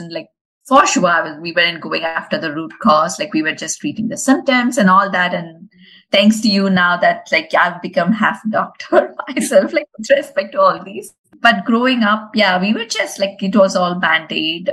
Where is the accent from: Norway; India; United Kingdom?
India; moved away; I grew up in India